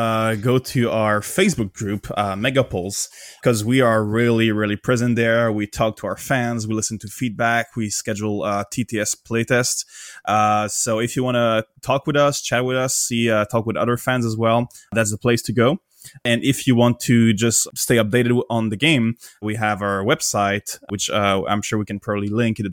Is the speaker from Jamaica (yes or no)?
no; Canada; I'm from Canada.